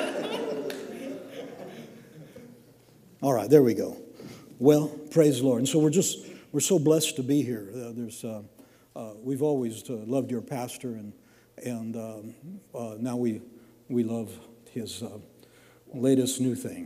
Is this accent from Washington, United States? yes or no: yes; Washington, United States; moved away; I grew up in Washington. It's kind of wet up there